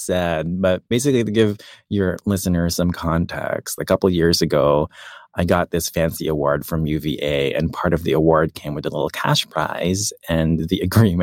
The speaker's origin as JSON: {"language": "English", "country": "Philippines", "tie": "born or raised there", "moved": "yes", "said": "I grew up in the Philippines and my parents didn't really have that much"}